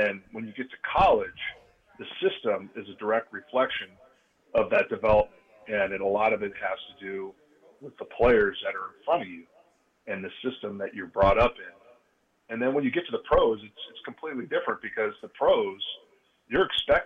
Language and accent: English; Phoenix, Arizona, United States; I was born in Phoenix. My mom's family was from Phoenix